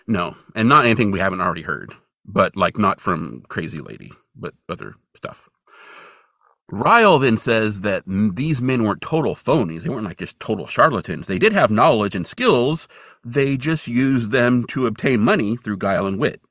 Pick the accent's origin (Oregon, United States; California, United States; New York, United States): California, United States; Hamburg; moved away; also born or lived in Bozeman, Montana; my hometown of Hamburg, California